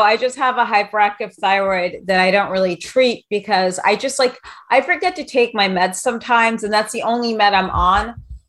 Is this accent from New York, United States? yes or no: yes; New York City, New York, United States; I grew up in New York City, so I get it. I mean, I'm still very much a New Yorker.